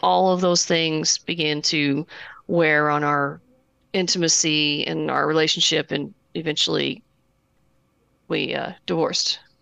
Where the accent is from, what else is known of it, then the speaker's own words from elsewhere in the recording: Southern Indiana and Kentucky, United States; accent: Kentucky; moved away; Southern Indiana and, uh, Kentucky